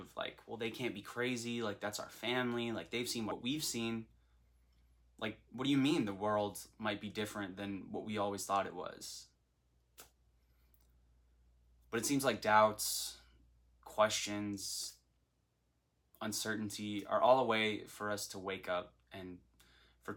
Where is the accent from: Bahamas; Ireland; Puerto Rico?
Bahamas; Nassau, New Providence; moved away as an adult; now in Florida, United States; I'm from Nassau, New Providence in the Bahamas